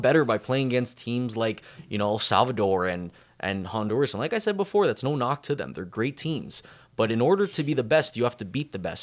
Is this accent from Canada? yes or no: yes; Canada; growing up in Canada